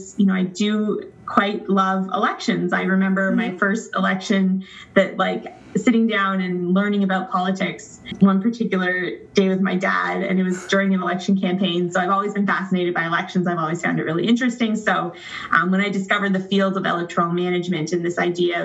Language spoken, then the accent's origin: English; Ontario, Canada; I live in the province of Ontario. I grew up in Ontario.